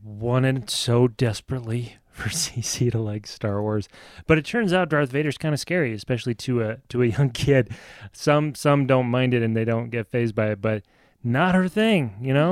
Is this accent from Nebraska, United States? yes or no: yes; outside of Lincoln, Nebraska, United States; I grew up outside of Lincoln, Nebraska